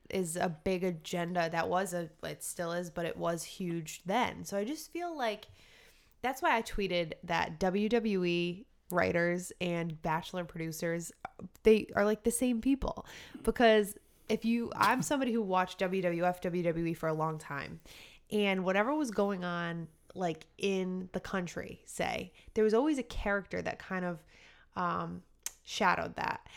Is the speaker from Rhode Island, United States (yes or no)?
yes; Rhode Island, United States; we're from Rhode Island